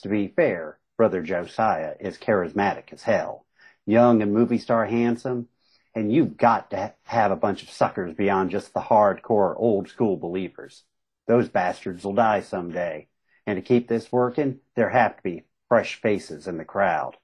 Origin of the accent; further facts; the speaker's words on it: Southern West Virginia, Eastern Kentucky, United States; I grew up in Eastern Kentucky, Southern West Virginia